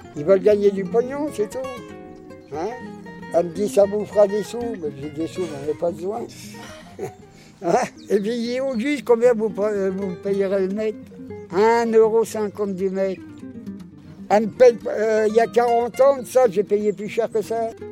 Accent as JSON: {"language": "French", "country": "France", "said": "on est français"}